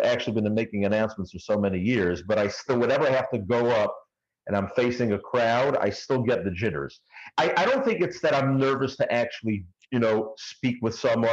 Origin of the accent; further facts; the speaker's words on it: New York City, New York, United States; accent: Brooklyn; I grew up in Brooklyn, Flatbush all my life.